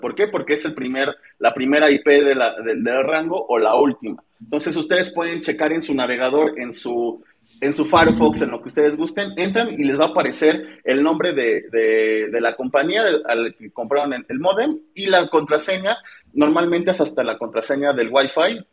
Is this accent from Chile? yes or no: no; Mexico